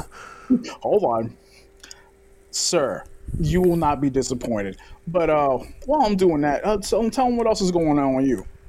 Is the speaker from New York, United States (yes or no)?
yes; New York City, New York, United States; I'm a kid from Brooklyn